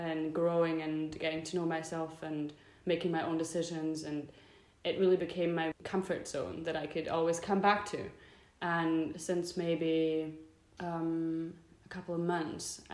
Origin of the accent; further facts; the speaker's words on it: Germany; moved away; he moved to Germany from Scotland, got together with my mum, and then I was there